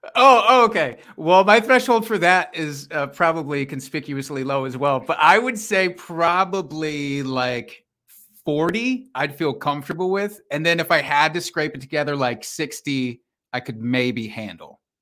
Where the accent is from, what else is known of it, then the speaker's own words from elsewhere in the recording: Iowa, United States; now in Wisconsin, United States; I am from Iowa